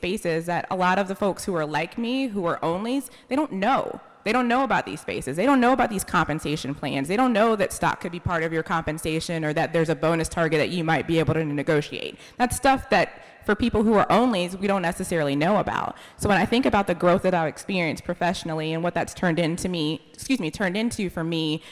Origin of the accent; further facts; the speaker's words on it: Raleigh, North Carolina, United States; I'm from Raleigh. I grew up on a street where my family was the only black family